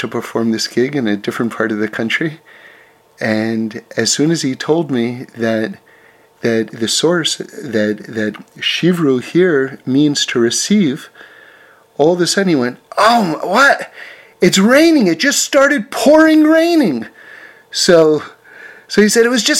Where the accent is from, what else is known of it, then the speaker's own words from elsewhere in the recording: New York City, New York, United States; I grew up in New York City in an apartment building